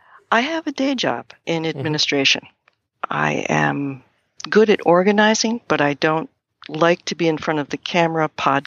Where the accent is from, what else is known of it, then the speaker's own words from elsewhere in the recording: New England, United States; born there; now in Maine, United States; I was born in New England. I lived in various places in the U.S., Mexico, and Canada. And then 35 years ago or so, I moved to Maine.